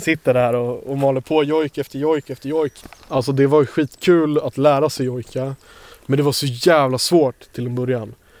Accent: Stockholm, Stockholm County, Sweden; vi är ju uppvuxna i Stockholm

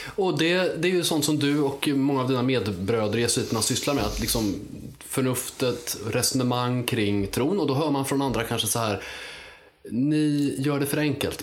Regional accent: Uppsala, Uppsala County, Sweden; från Uppsala, där jag kommer ifrån

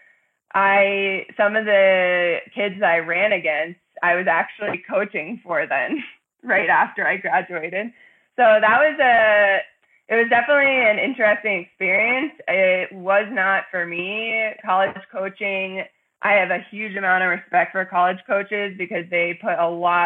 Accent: Pennsylvania, United States; also born or lived in Boulder, Colorado / Crested Butte, Colorado; now in Carbondale, United States; I'm actually from a small farm area in South Central Pennsylvania near Gettysburg

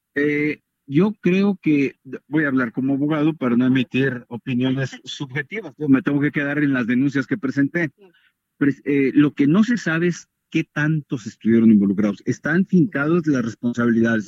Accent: Sinaloa, Mexico; a Sinaloa, de donde soy original

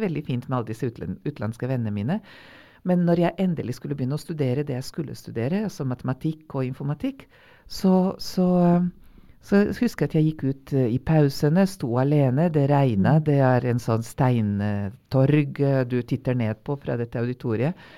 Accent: Vojvodina, Serbia; Norwegian is a second language; now in Norway; jeg er opprinnelig eh, fra gamle Jugoslavia

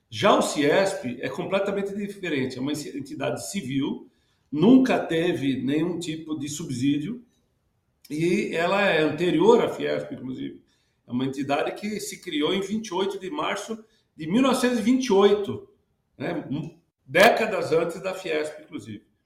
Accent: Santa Bárbara d'Oeste, São Paulo, Brazil; eu sou do interior do estado de São Paulo, lá de Santa Bárbara

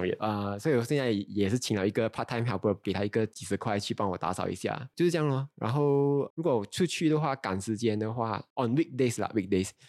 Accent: Ipoh, Perak, Malaysia; 我是怡保人的

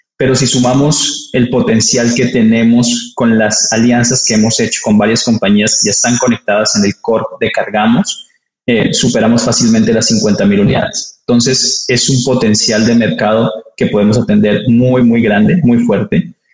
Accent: Colombia; now in Mexico; soy colombiano

